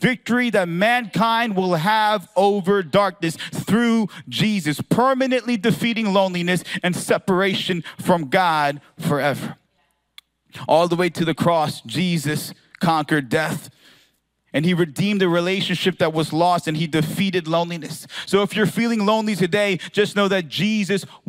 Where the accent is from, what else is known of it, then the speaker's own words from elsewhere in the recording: Philadelphia, Pennsylvania, United States; I'm from Philadelphia